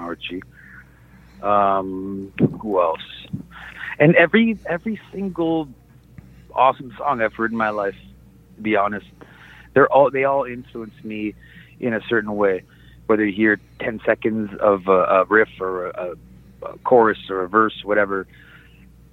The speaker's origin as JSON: {"language": "English", "country": "Canada", "said": "I'm originally from Canada"}